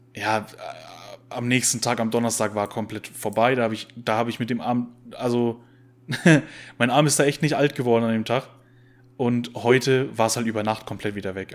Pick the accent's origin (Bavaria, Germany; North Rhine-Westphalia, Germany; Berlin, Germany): Bavaria, Germany; als Bayer